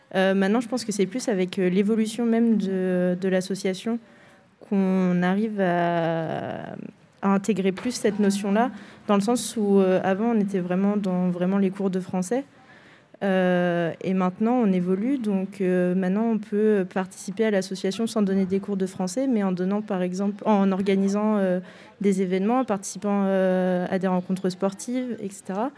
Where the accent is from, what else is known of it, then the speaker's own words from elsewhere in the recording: France; en tant que Français